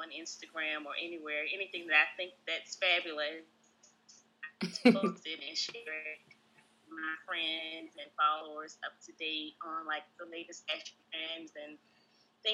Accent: Richmond, Virginia, United States; now in Greensboro, United States; I'm from Richmond, Virginia, currently residing in Greensboro, North Carolina

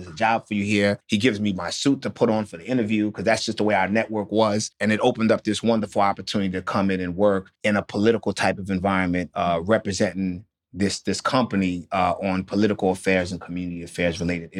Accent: New Orleans, Louisiana, United States; born there; Like I said, I was born in New Orleans, and my father, who's their grandfather, died in Katrina

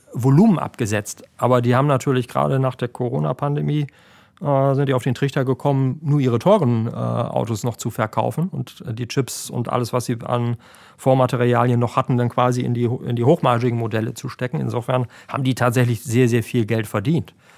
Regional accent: Germany; bei uns in Deutschland

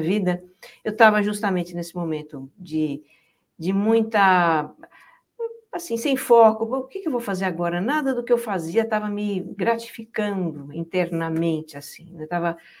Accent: São Paulo, Brazil; moved away as an adult; a gente nasci em São Paulo, até que brinquei muito na rua também, muito nos matos, nos terrenos baldios lá

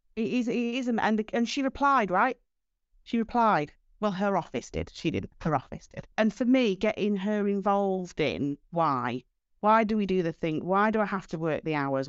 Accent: Doncaster, Yorkshire and the Humber, United Kingdom; I'm from Doncaster, I, I don't have a posh accent.

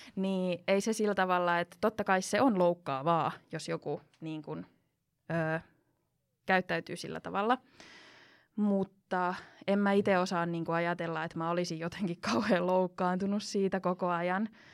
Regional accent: Finland; first language Finnish, Spanish, English

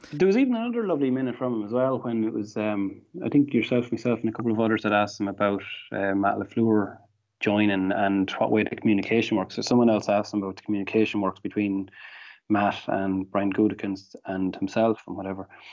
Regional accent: Ireland; accent: thick Irish

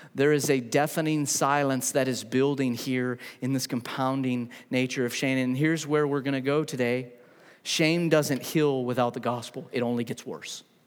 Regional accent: New Mexico, United States; now in Huntsville, United States; I grew up in New Mexico

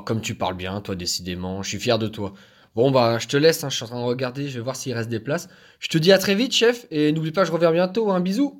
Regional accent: Brest, Brittany, France; ma ville natale

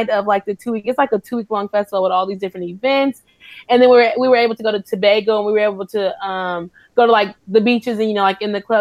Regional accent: Kentucky, United States; also born or lived in Tacoma / Iowa / New York; I was raised in um I was raised in Iowa and New York and Kentucky. My dad's in the military, so I moved around.

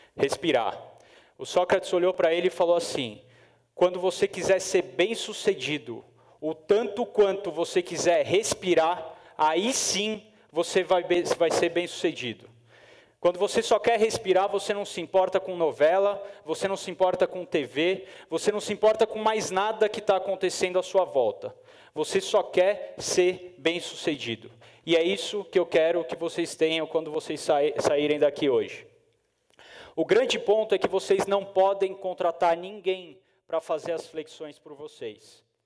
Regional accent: São Paulo, Brazil; eu sou de São Paulo

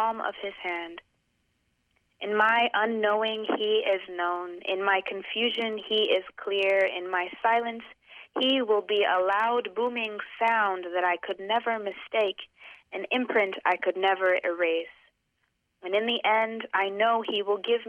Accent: Boston, Massachusetts, United States; I grew up in Boston. I'm from here

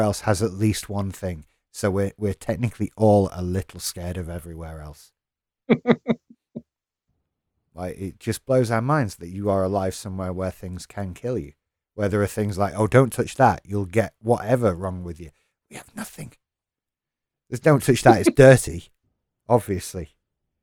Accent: United Kingdom; as a British person

